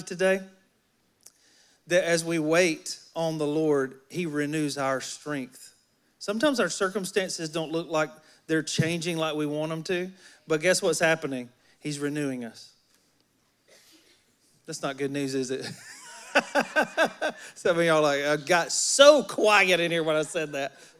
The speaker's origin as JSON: {"language": "English", "region": "Alabama", "country": "United States", "tie": "born or raised there", "moved": "yes", "said": "I'm from Alabama, and I'm a country boy at heart"}